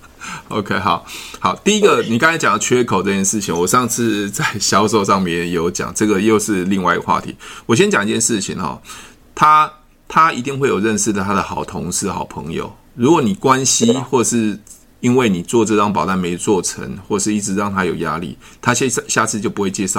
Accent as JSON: {"language": "Chinese", "region": "Taoyuan", "country": "Taiwan", "said": "我我桃园人啊，我我以前是、啊、"}